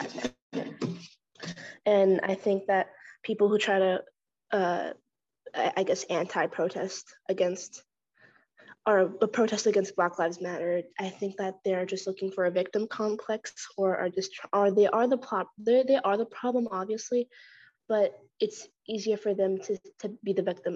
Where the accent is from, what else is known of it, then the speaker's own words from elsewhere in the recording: Norman, Oklahoma, United States; I'm from Norman, Oklahoma